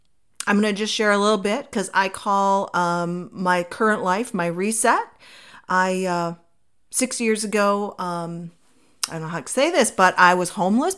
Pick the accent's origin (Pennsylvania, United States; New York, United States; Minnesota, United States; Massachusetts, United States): Minnesota, United States; moved away as an adult; now in Arizona, United States; I decided that I was going to move from my home state of Minnesota to Arizona.